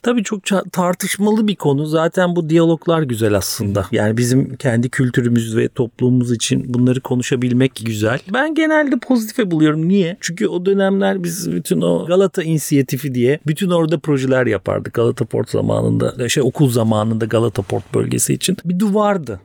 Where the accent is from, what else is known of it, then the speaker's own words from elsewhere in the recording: Istanbul, Turkey; ben buralarda büyüdüm. Hep buralarda okudum. İlkokul, ortaokul, Beyoğlu